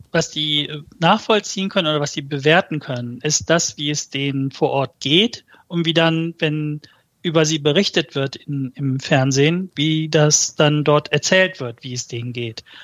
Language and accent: German; Malatya, Turkey; Ja, also die, ich komme ja aus Malatya. Malatyas offizielle Todeszahlen sind, glaube ich, bei knapp unter 1500.